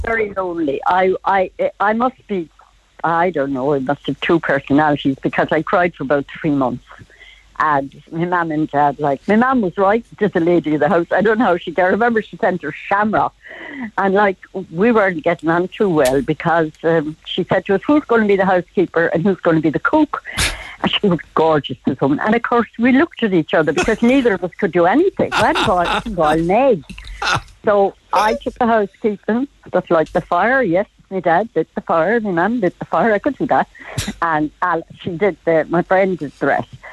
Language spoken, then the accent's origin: English; Cork, Munster, Ireland; now in County Dublin, Ireland; I was born in St. Finbar's Road, Lough Parish